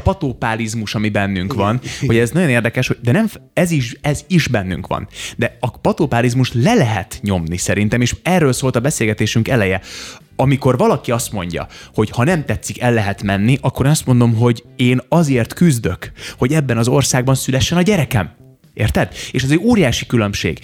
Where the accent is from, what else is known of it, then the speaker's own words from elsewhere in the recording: Hungary; also born or lived in Novi Sad, Serbia; Én újvidéken születtem Szerbiában, Jugoszláviában